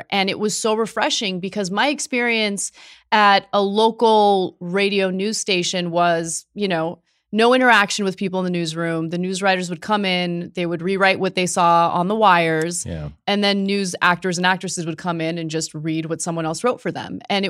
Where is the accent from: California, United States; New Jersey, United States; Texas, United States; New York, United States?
California, United States; I'm from California, born and raised.